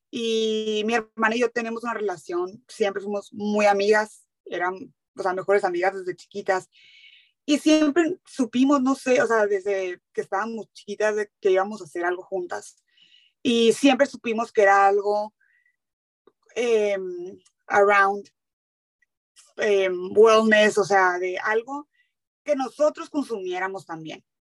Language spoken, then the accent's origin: Spanish; Hermosillo, Sonora, Mexico; moved away as an adult; also born or lived in Mexico City; now in San Diego, United States; Yo soy de Hermosillo, Hermosillo, Sonora. crecí ahí, viví ahí toda mi vida hasta la carrera que me fui a estudiar. Yo estudié en la Ciudad de México